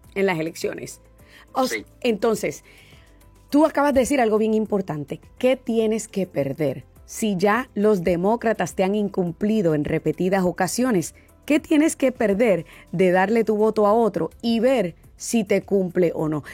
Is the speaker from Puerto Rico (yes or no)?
yes; Puerto Rico; como puertorriqueña